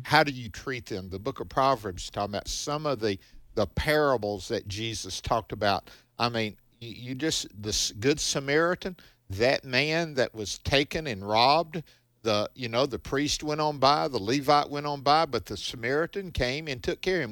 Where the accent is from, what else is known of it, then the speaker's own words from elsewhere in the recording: the South, United States; growing up, now I'm from the South, and the Grand Ole Opry was big down here